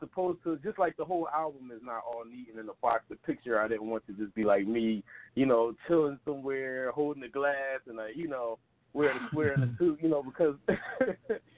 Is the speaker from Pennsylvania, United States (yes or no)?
yes; Philadelphia, Pennsylvania, United States; growing up in Philadelphia